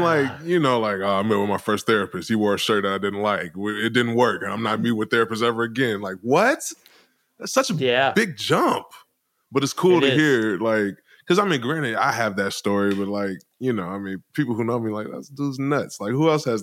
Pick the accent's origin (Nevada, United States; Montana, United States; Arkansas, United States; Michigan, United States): Michigan, United States; Detroit; I'm from Detroit, Michigan. Grew up in urban Detroit